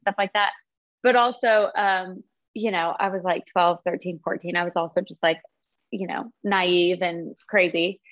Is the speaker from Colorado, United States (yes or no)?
yes; Fort Collins, Colorado, United States; I'm from Fort Collins, Colorado